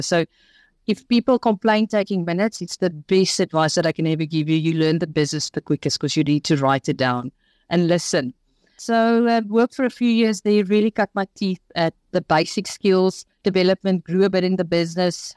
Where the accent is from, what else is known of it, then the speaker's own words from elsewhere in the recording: Port Shepstone, KwaZulu-Natal, South Africa; also born or lived in Pietermaritzburg; I grew up in Port Shepstone